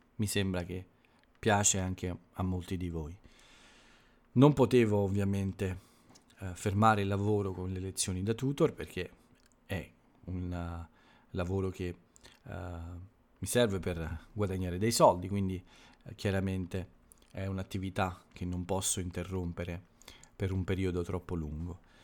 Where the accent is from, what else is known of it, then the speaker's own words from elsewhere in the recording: Italy; nel mio paese, quindi in Italia